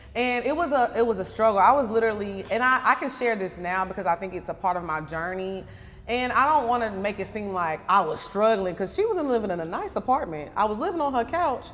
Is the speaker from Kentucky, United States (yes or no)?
no; Orange, Texas, United States; moved away as an adult; also born or lived in California / Houston, Texas; I was actually born in California, but I was raised in Orange, Texas